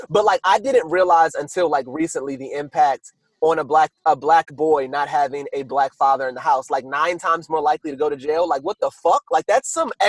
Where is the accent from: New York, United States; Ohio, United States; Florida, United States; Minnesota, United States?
New York, United States; I'm from New York. We kind of shot each other